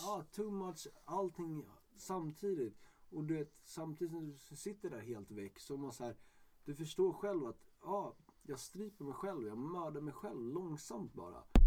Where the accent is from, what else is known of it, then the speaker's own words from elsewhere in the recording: Stockholm, Stockholm County, Sweden; jag är stockholmare